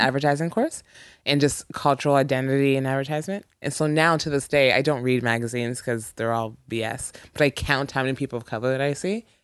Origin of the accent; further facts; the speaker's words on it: Ontario, Canada; moved away; I'm from Ontario